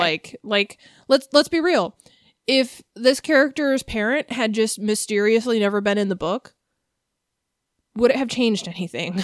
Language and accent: English; United States; I'm from America.